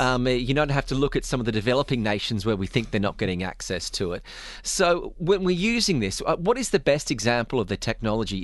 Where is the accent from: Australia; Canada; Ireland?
Australia; now in UAE; being an Australian